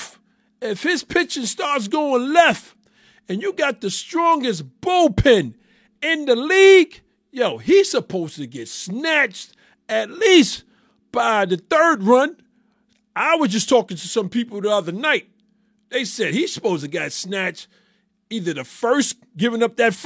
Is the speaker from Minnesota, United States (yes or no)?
no; New York City, New York, United States; I am born and raised in New York City.